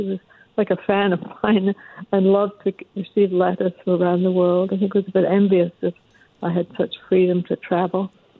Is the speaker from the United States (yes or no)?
no; England, United Kingdom; moved away; I'm from an immigrant family. We came from England.